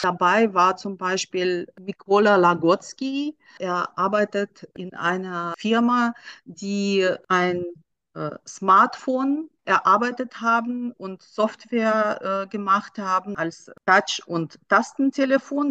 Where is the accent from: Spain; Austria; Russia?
Russia; now in Germany; ich komme selber aus Russland